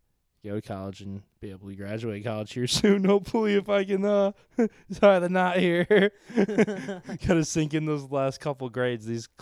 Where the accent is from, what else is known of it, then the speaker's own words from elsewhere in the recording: Southwest Michigan, United States; I grew up in Southwest Michigan.